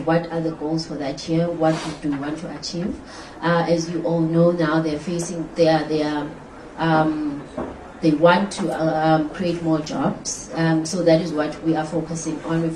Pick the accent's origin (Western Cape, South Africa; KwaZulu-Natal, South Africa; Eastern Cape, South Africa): Western Cape, South Africa; I'm from the Western Cape.